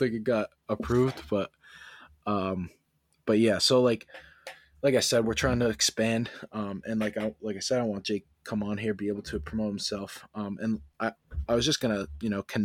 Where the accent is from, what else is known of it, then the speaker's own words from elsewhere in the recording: Maine, United States; also born or lived in Peabody, Massachusetts; we're from Maine